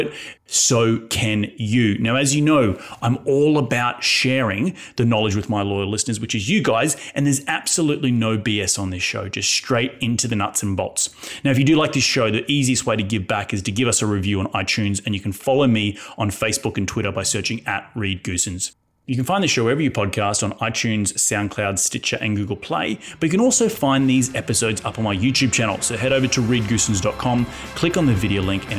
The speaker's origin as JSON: {"language": "English", "country": "Australia", "tie": "born or raised there", "said": "my home country of Australia"}